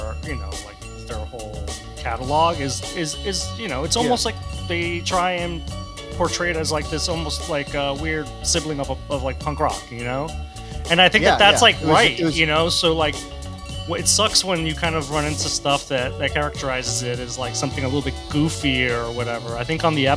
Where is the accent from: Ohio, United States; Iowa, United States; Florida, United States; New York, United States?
Florida, United States; Miami; moved away; I'm from Miami